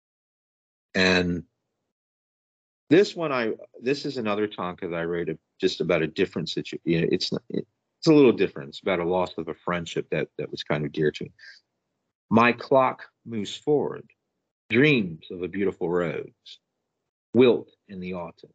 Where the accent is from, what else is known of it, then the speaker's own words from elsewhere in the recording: United States; I was raised in the United States